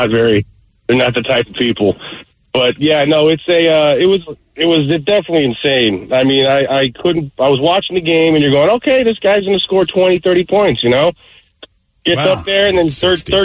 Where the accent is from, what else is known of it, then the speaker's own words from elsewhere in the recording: Los Angeles, California, United States; moved away as an adult; now in Everett, United States; I am from the Los Angeles area.